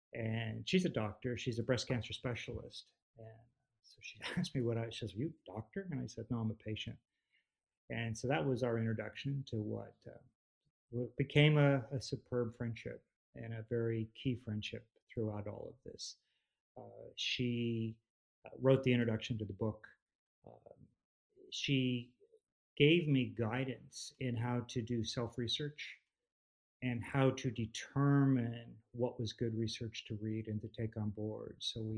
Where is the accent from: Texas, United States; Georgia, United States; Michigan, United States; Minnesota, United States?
Texas, United States; We refereed games together in the town we grew up in outside of Austin, Texas, where my kids grew up in.